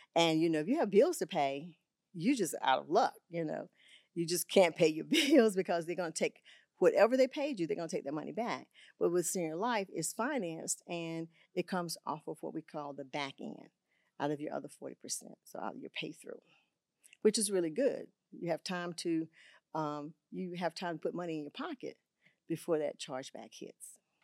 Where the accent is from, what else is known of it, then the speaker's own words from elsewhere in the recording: Augusta, Georgia, United States; moved away as an adult; also born or lived in Texas; I had two schools in Augusta, Georgia, where I'm from. I'm from Augusta, Georgia